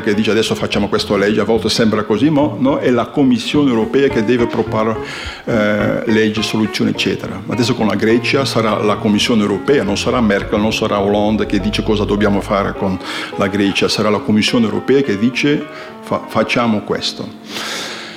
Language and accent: Italian; Flanders, Belgium; Italian is a second language; moved away as an adult; also born or lived in northern Italy; now in Italy; sono fiammingo, sono belga e sono arrivato qui, eh, nord dell'Italia vent'anni fa, più di vent'anni fa. Quindi un po' di italiano parlo